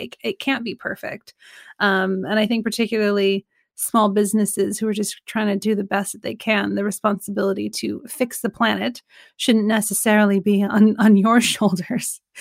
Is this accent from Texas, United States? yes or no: no; Sacramento, California, United States; I'm from Sacramento